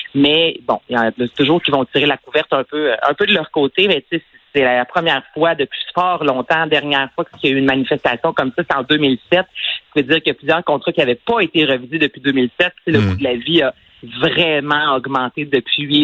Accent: Quebec, Canada; je suis québécoise

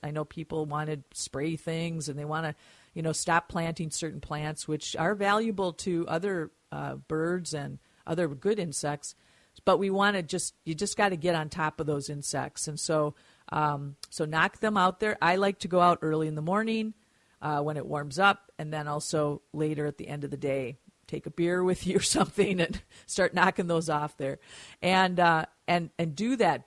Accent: Mound, Minnesota, United States; Mound, my hometown

